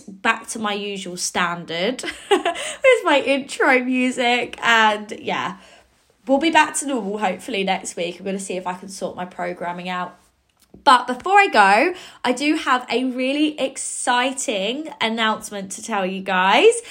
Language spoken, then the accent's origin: English; Cambridge, East of England, United Kingdom; my hometown in Cambridge